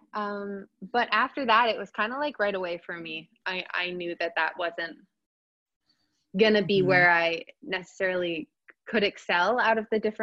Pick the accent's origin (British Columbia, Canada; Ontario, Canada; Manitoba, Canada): British Columbia, Canada; Summerland; moved away as an adult; now in Toronto, Canada; I'm actually from out west, British Columbia. So I grew up in the Okanagan Valley, a little town called Summerland